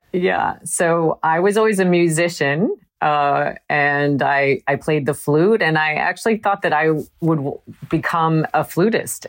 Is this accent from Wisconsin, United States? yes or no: yes; Wisconsin, United States; I grew up in Wisconsin